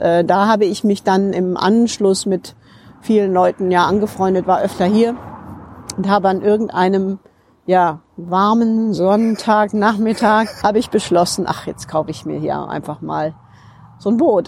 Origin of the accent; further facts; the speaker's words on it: Rhineland, Germany; now in United Kingdom; Ich bin ja auch Rheinländerin